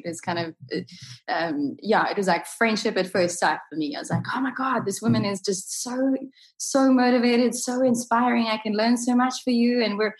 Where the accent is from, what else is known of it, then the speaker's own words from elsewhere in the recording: South Africa; I'm in my 30s, so South Africa had kind of gone through their kind of more kind of stressful times, and we were coming out of tha